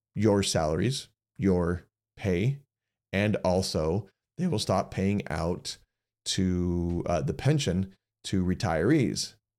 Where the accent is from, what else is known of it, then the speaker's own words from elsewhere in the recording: United States; as average American citizens